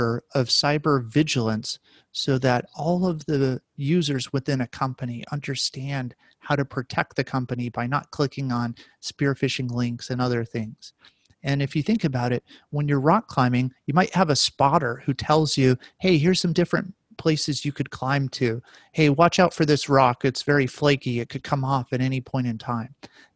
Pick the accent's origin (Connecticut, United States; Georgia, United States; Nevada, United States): Nevada, United States; Las Vegas; I grew up in Las Vegas